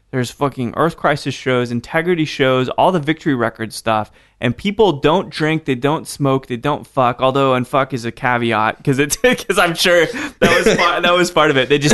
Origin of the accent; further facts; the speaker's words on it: Salt Lake City, Utah, United States; Dude, I grew up in Salt Lake City, so, okay.